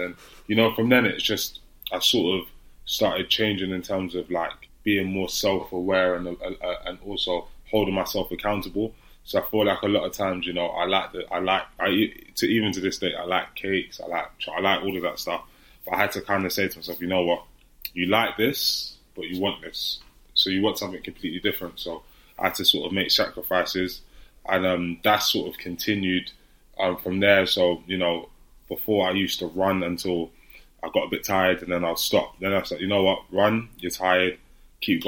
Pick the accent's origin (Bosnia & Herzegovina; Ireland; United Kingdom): United Kingdom; London; I grew up in Hackney in East London